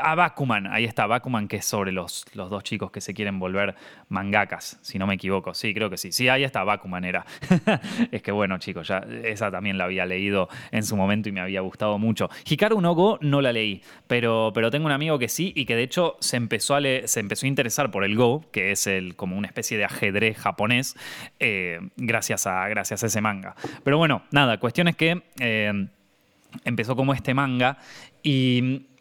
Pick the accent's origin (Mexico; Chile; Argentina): Argentina; siendo argentino